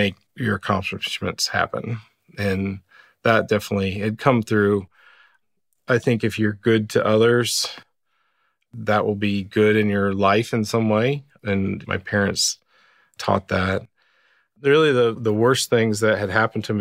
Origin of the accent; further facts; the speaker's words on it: London, Indiana, United States; I grew up in London, Indiana. It was a town of about 150